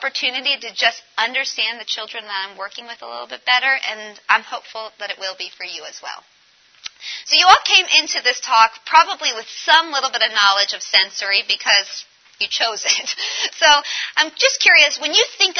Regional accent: Colorado, United States; I'm from Colorado

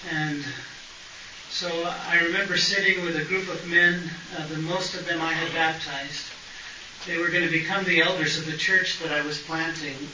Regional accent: Hollywood, California, United States; born there; moved away; I was born in Hollywood, California. Didn't last there very long.

